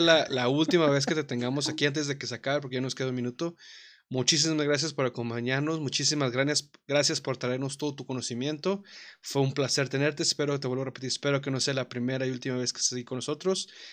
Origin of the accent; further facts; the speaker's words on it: Mexico; como mexicanos